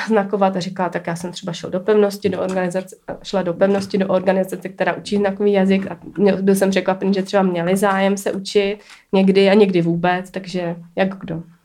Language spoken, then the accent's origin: Czech; Czechia; jsem Čech, jako mám to tady rád